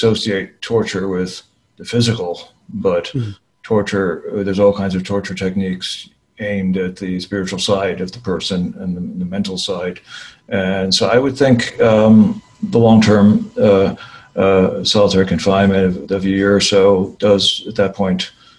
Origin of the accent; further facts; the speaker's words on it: Australia; And the first thing we should say is that it is Australia. And as the Australian, very few countries really have our kind of solitary confinement regimen.